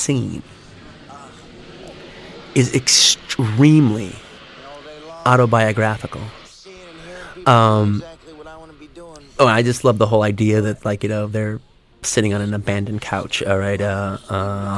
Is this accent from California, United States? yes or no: yes; South Bay, Los Angeles, California, United States; I grew up in the South Bay area